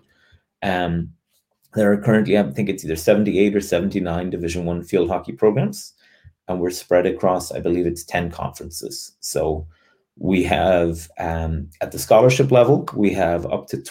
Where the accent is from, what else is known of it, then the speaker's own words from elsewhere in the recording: Cork, Munster, Ireland; moved away as an adult; also born or lived in Dublin; now in United States; I'm originally from Cork in Ireland, which is the second biggest city in the Republic of Ireland in the Southwest. I grew up about a half a mile from our field hockey club there